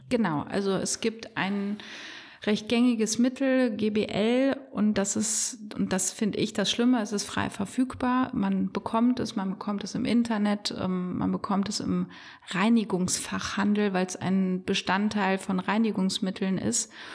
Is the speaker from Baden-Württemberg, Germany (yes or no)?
no; Bonn, North Rhine-Westphalia, Germany; Ich bin in Bonn im Marienhospital geboren